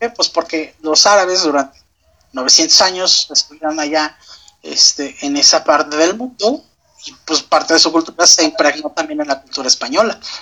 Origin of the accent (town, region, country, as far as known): Mexico